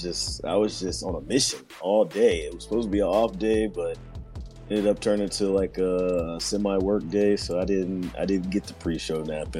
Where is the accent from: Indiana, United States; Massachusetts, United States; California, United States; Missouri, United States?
Missouri, United States; Kansas City; we're all kids from Kansas City